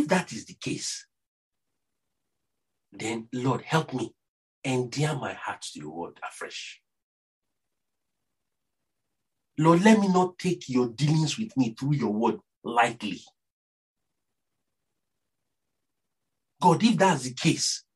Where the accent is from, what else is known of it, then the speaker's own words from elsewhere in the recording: Nigeria; accent: Nigerian; my Nigerian accent